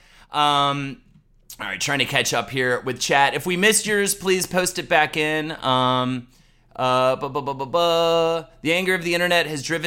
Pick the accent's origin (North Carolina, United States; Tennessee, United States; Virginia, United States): North Carolina, United States; I am from North Carolina